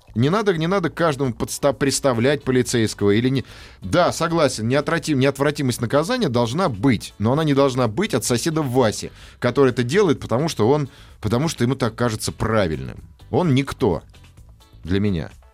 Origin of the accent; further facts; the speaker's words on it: Russia; Мы же русские люди